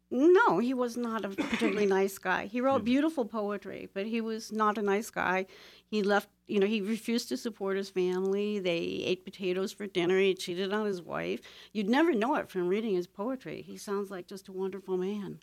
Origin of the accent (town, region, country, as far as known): Toledo, Ohio, United States; born or raised there; moved away